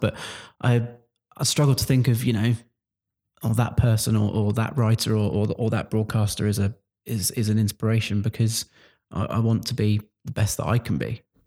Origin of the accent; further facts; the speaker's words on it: Luton, East of England, United Kingdom; I'm from Luton originally. You can tell by the way I dropped my T's there.